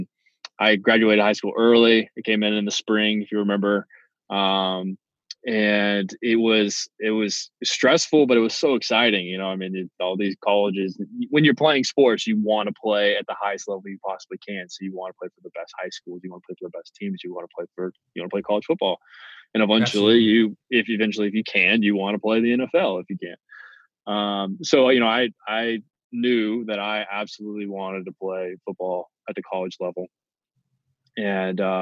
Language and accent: English; Milton, Florida, United States; I'm from the Pensacola area, okay, a small town outside of Pensacola called Milton